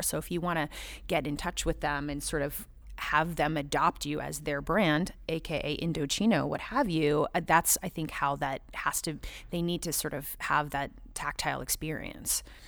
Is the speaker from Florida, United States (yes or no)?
no; Southern California, United States; moved away; I grew up in Southern California